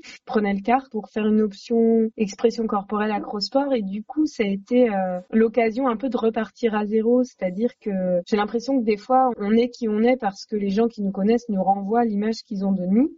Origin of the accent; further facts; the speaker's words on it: Saint-Nazaire, Pays de la Loire, France; j'habitais à Saint-Nazaire